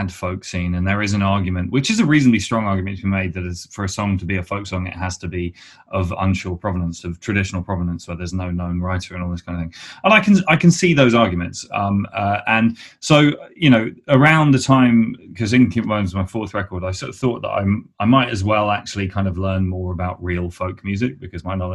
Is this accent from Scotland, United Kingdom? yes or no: no; Hampshire, South East England, United Kingdom; I'm from Hampshire originally